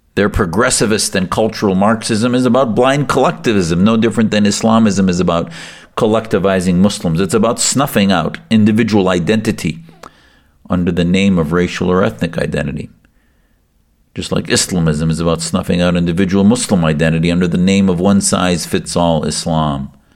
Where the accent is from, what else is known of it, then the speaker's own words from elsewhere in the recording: United States; as the son of Syrian immigrants, And as an American whose family came to the U S for religious and political freedom back in the late sixties